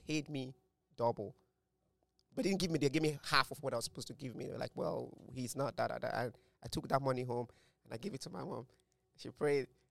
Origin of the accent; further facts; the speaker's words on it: Nigeria; us Nigerians